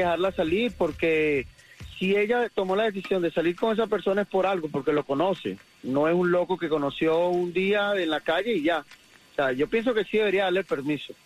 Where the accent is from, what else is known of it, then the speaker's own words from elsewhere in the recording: Argentina; moved away; Yo soy argentino.